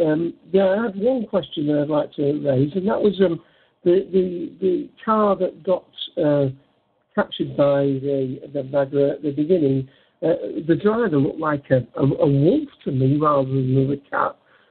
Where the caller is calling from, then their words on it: Manchester, North West England, United Kingdom; Manchester, England.